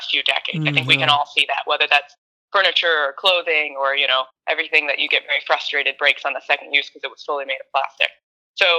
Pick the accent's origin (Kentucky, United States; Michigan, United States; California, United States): Michigan, United States; West Bloomfield; also born or lived in Ferndale, Michigan; I grew up in West Bloomfield, kind of Walled Lake area.